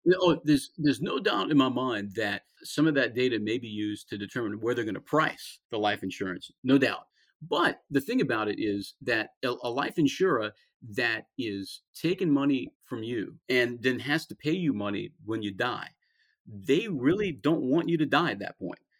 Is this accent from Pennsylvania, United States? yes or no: no; about 50 miles southwest of New Orleans, Louisiana, United States; I'm from I'm about 50 miles southwest of New Orleans, where I'm from